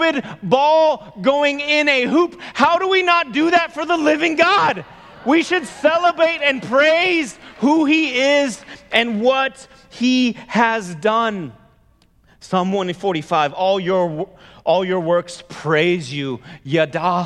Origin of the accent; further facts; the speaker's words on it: the Bay Area, California, United States; I grew up in the Bay Area.